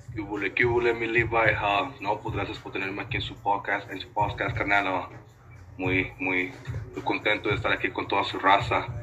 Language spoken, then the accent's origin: Spanish; Detroit, Michigan, United States; moved away as an adult; now in Ciudad Juárez, Mexico; yo crecí en Detroit, Michigan